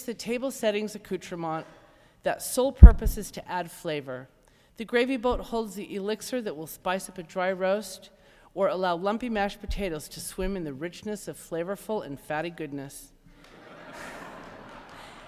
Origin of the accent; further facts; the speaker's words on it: Utah, United States; moved away; Utah. Having grown up there, as you can guess, I was raised in the Mormon faith tradition.